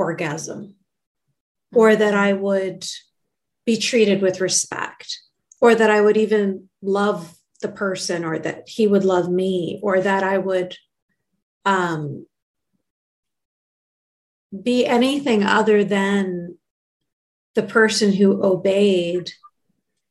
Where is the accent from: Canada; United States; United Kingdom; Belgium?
Canada; when I was born and raised in Canada and I was growing up in Canada